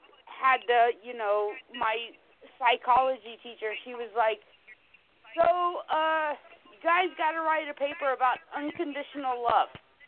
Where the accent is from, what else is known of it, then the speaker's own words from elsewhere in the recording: South Carolina, United States; I grew up in South Carolina